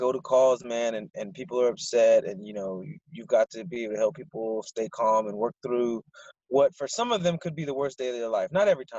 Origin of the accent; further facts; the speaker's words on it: Barstow, California, United States; I grew up mostly in Barstow, California. It's like a small desert town.